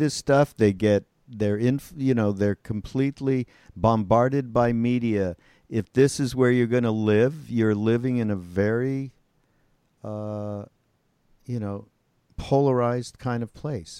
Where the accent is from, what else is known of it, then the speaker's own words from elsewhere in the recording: Canada; now in United States; I'm from Canada.